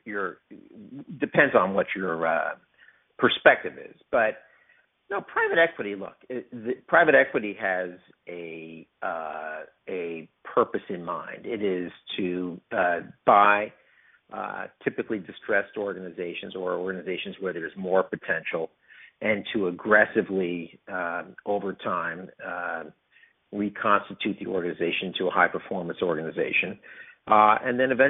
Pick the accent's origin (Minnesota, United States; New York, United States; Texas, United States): New York, United States; moved away as an adult; also born or lived in Arizona / Osaka / New Jersey; now in Atlanta, United States; I'm a New Yorker by birth, and I grew up in New York